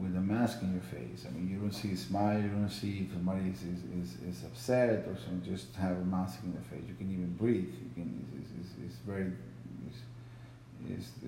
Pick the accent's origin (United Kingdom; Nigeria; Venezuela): Venezuela; moved away; I come from Venezuela, which we have problems there